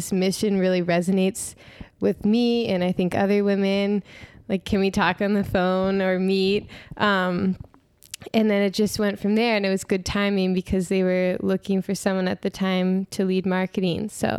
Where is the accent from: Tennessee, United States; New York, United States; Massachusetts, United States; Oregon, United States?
Massachusetts, United States; Boston; also born or lived in San Francisco Bay Area; So I'm from Boston, but before I started my MBA at Babson, I was living out in the Bay Area